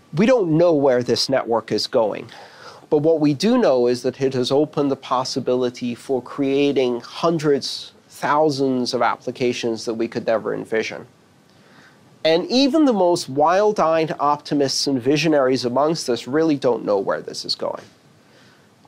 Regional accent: United States; as an American

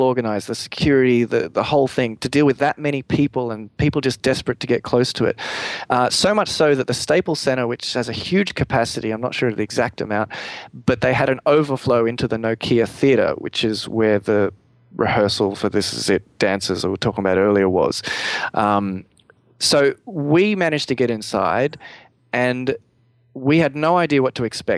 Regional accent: Australia; me being the Australian guy who was over there in LA, and from Australia

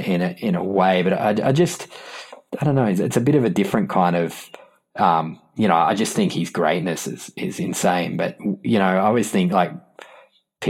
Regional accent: Australia; I'm from Australia

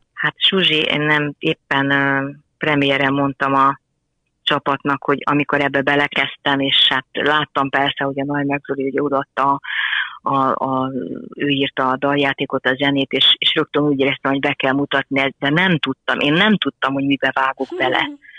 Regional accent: Nagybajom, Somogy, Hungary; now in Szentendre, Hungary; én is Somogyi vagyok, nagybajomi

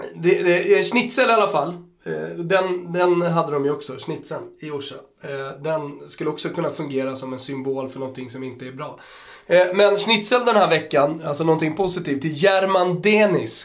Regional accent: Austria; now in Sweden; jag som österrikare

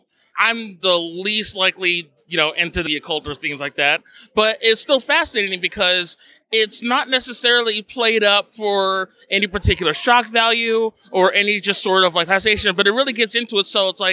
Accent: New Jersey, United States; based out of New Jersey, my home state

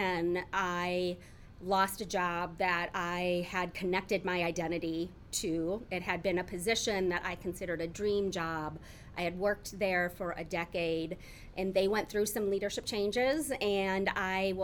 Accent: Decorah, Iowa, United States; also born or lived in Storm Lake, Iowa / Waverly, Iowa / Dubuque, Iowa / Cedar Rapids, Iowa; now in Iowa City, United States; I have lived my entire life in Iowa, so born and raised in various parts of the state, from being born and grew up in Decorah, Iowa

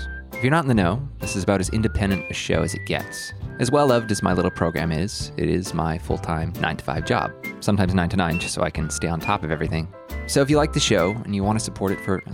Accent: Canada; I am Canadian.

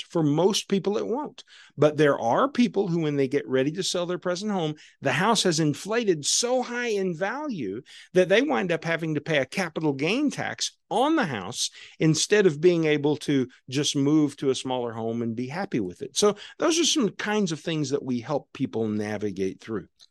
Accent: Southwest Missouri, United States; my life as a kid growing up on Southwest Missouri down on Table Rock Lake

